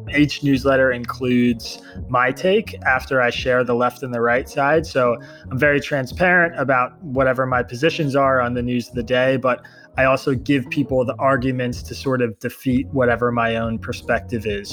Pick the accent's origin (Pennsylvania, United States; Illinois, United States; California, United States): Pennsylvania, United States; Bucks County; now in New York, United States; I grew up in Bucks County, Pennsylvania